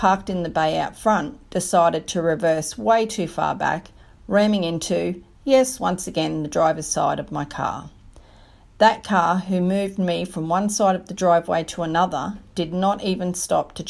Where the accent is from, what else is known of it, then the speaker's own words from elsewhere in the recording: Australia; my hometown in rural Australia.